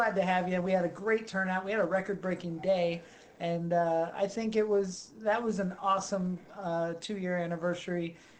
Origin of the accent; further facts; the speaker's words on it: East Stroudsburg, Pennsylvania, United States; I grew up in East Stroudsburg, Pennsylvania, the home of Rosetta.